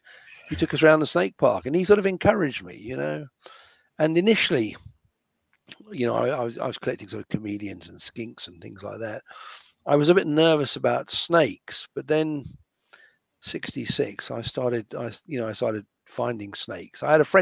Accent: Kenya; also born or lived in London, United Kingdom; I was brought up in Kenya. I was born in London

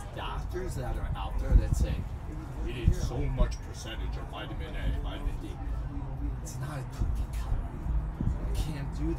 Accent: New York City, New York, United States; also born or lived in New Jersey / Pittsburgh, Pennsylvania; now in Dallas, United States; I'm originally from Jersey and New York, Brooklyn, New York

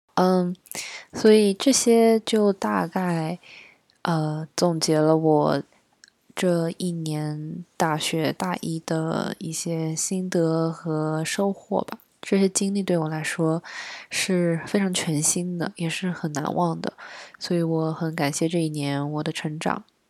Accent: southern China, China; 我在南方长大的嘛

